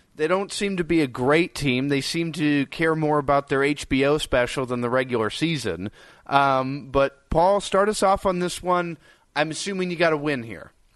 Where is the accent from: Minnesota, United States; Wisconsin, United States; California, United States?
Minnesota, United States; moved away; I'm originally from Minnesota